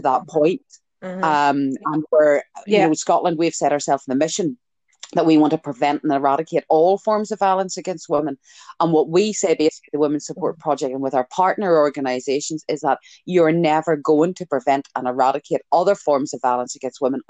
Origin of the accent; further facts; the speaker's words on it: Ireland; I'm Irish, it's genetic.